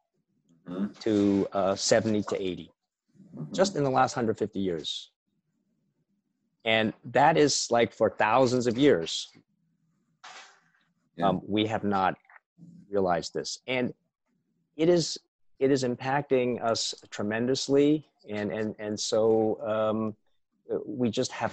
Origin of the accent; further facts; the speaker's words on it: United States; I was born in the States, and my parents were immigrants from Taiwan.